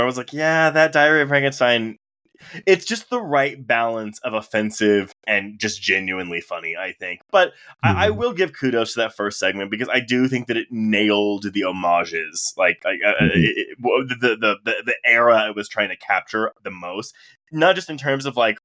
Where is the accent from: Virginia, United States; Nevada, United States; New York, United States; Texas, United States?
Texas, United States; Houston; I grew up in Houston